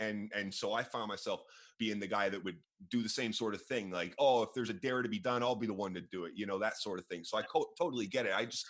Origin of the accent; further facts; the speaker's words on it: England, United Kingdom; born there; also born or lived in Canada; I was born in England, but I actually moved to Canada at the same age you moved to the U.S.